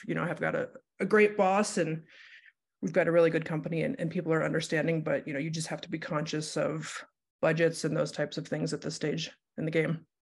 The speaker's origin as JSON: {"language": "English", "region": "Ohio", "country": "United States", "tie": "born or raised there", "moved": "as an adult", "lives_now": "Denver, United States", "said": "I grew up in Ohio, moved here for college"}